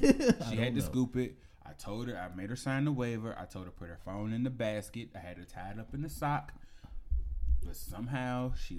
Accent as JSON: {"language": "English", "region": "Alabama", "country": "United States", "said": "Now, I'm from Alabama. I went to Auburn."}